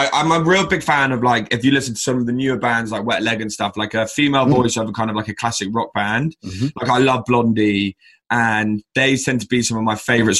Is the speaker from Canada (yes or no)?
no; Brighton, South East England, United Kingdom; growing up in Brighton, which, let's be honest, is probably one of the most liberal and relaxed cities in the UK, if not by far the most liberal and relaxed city in the UK.